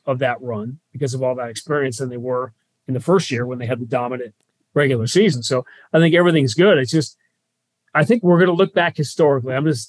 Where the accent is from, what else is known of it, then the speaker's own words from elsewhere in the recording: New York, United States; now in Boston, United States; I grew up in New York, and the Mets were my team.